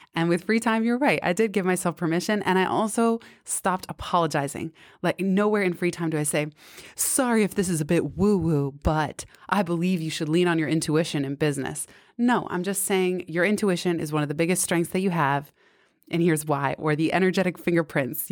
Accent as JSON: {"language": "English", "town": "San Francisco", "region": "California", "country": "United States", "tie": "born or raised there", "also_born_or_lived": "Bay Area suburbs", "said": "I grew up in San Francisco till seventh grade when we moved to the suburbs."}